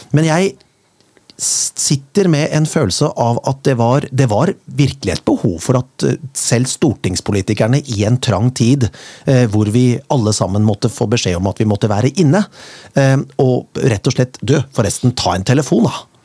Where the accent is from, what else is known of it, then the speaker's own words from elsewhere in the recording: Rjukan, Vestfold og Telemark, Norway; Jeg er selv født på Rjukan.